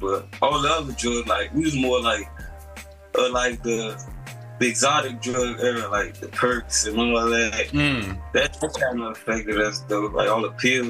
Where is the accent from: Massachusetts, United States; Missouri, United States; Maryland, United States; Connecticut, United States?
Maryland, United States; Largo; also born or lived in Capitol Heights, Maryland; Growing up in Maryland, it was cool. Like, I'm originally from Capitol Heights, Maryland, but like, I pretty much grew up in Largo, Maryland, for real.